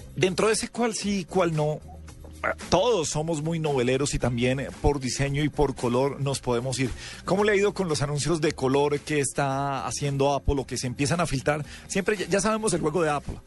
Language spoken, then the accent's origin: Spanish; Colombia; en Colombia estamos acostumbrados a juzgar el teléfono